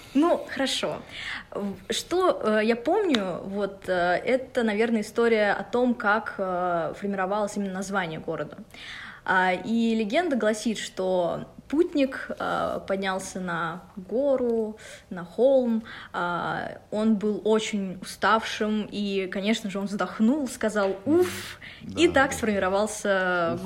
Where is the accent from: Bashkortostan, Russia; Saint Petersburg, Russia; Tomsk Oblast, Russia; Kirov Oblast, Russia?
Bashkortostan, Russia; Ufa; moved away as an adult; now in Moscow, Russia; я из Уфы. А, для меня этот город очень значим. Я родилась в этом городе